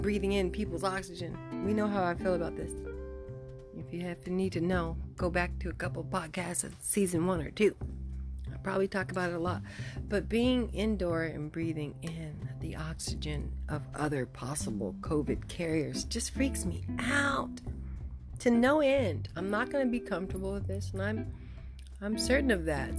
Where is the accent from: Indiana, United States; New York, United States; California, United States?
California, United States; Santa Barbara; I grew up, I was born in Santa, Bar- in Santa Barbara